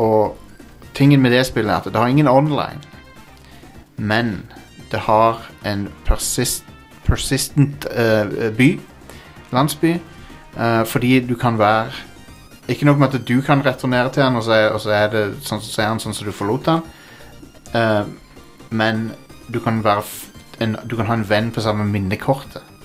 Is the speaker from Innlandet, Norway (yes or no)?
no; Kristiansand, Agder, Norway; Jeg er fra Kristiansand, egentlig